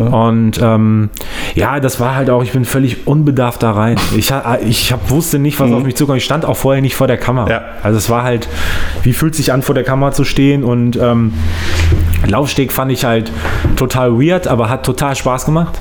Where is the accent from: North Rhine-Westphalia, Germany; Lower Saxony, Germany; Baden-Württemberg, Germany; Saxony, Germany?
North Rhine-Westphalia, Germany; Solingen; also born or lived in Langenfeld; ich komme ähm, aus Langenfeld, mhm. bin in Soling groß geworden